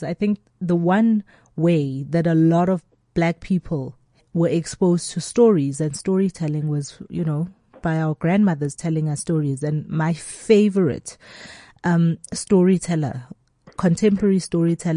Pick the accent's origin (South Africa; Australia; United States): South Africa; Soweto, Gauteng; I'm also from Soweto